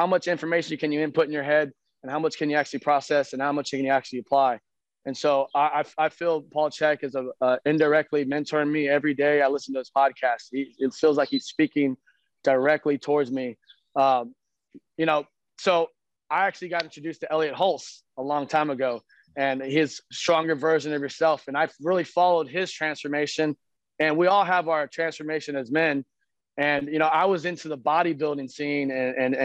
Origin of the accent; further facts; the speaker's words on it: San Antonio, Texas, United States; I've lived in San Antonio, Texas my whole life